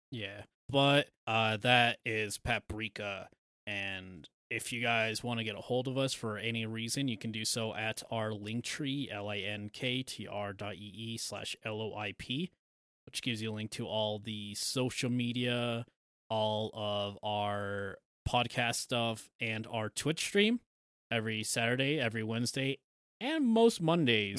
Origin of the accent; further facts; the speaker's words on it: United States; we're American